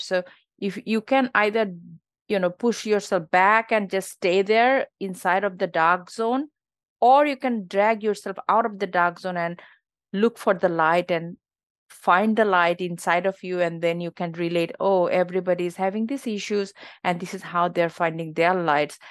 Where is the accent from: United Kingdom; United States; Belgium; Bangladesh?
Bangladesh; born or raised there; moved away as an adult; now in Australia